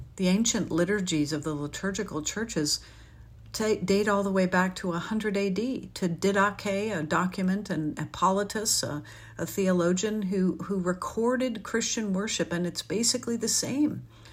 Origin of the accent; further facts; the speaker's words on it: New Haven, Connecticut, United States; I grew up in New Haven, Connecticut